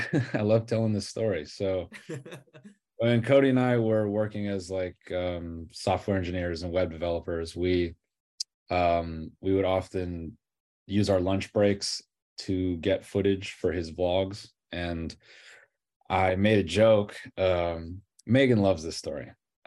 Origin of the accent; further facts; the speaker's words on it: Toronto, Ontario, Canada; born there; So I was born in Toronto.